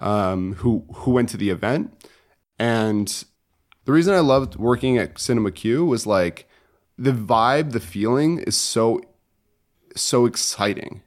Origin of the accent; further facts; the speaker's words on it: Connecticut, United States; moved away as an adult; I'm from Connecticut originally